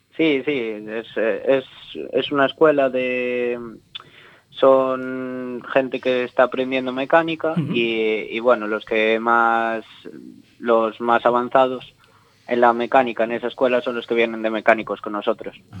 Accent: Abegondo, Galicia, Spain; el Concello de Abegondo, de aquí de mi pueblo

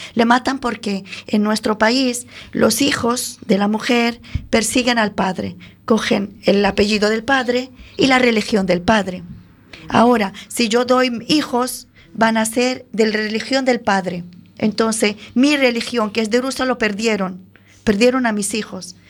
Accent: Syria; Spanish is a second language; moved away as an adult; now in Galicia, Spain; Siria, que de donde yo vengo

